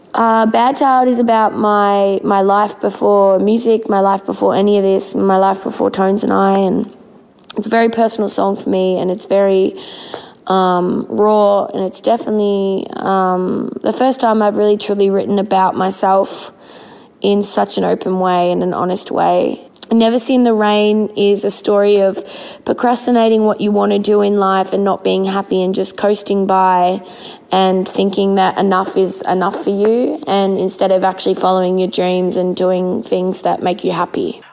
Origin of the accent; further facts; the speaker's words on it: Melbourne, Victoria, Australia; Melbourne, which is my hometown